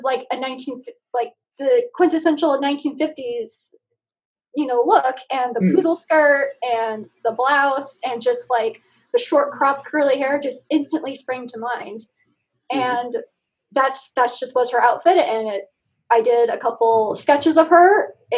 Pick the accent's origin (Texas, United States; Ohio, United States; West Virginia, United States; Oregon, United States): Oregon, United States; also born or lived in Alaska; I'm from Oregon